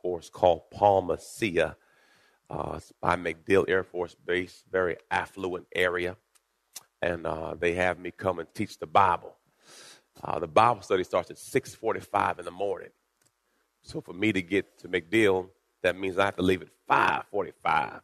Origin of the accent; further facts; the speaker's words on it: Jamaica; I was born in Jamaica.